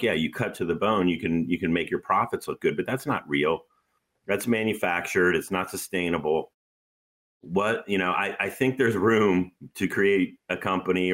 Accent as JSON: {"language": "English", "country": "United States", "said": "I'm an American"}